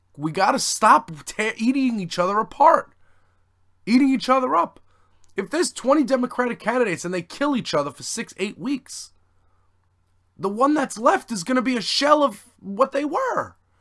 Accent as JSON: {"language": "English", "region": "New York", "country": "United States", "said": "I'm from New York"}